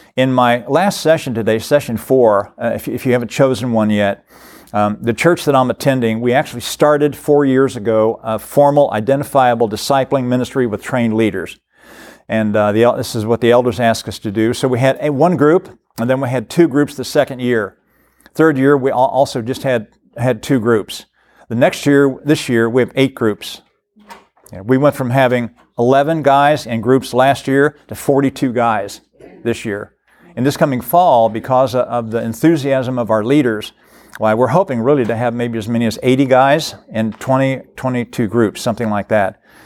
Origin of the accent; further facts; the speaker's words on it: Cincinnati, Ohio, United States; now in Florence, Kentucky, United States; I was from the Cincinnati area.